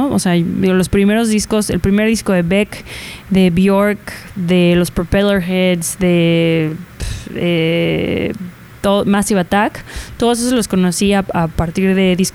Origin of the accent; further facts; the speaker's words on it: Guadalajara, Jalisco, Mexico; Yo soy de Guadalajara